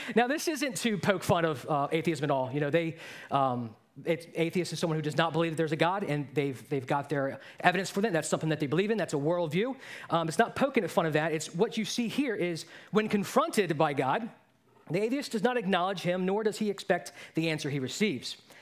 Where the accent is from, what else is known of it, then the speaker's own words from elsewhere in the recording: Baltimore, Maryland, United States; I grew up in Baltimore